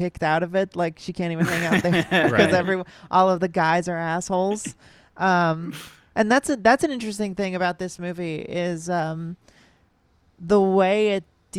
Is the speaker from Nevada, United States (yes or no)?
no; Los Angeles, California, United States; I grew up in Los Angeles